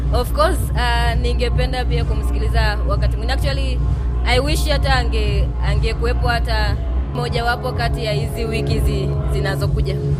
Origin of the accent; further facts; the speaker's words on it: Ngaramtoni, Arusha, Tanzania; natokea Ngaramtoni ya juu.